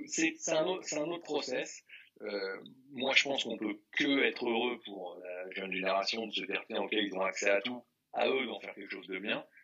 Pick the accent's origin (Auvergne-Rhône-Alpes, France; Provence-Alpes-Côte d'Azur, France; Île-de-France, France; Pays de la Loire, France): Île-de-France, France; Paris; j'ai grandi dans le 9e, famille moins classe moyenne euh, française